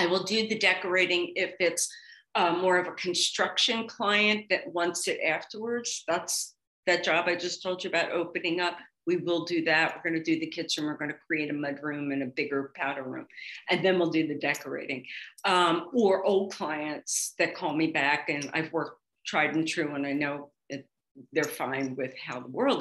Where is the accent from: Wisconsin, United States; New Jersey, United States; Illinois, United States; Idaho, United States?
New Jersey, United States; Atlantic City; moved away; also born or lived in Miami / Philadelphia; I grew up in Atlantic City, Margate, and we were beach girls